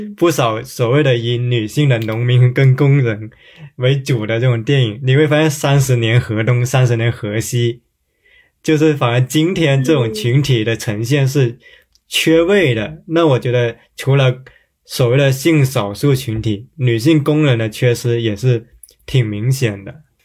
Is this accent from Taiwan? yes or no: no; Guangdong, China; 我小时候是在广东长大的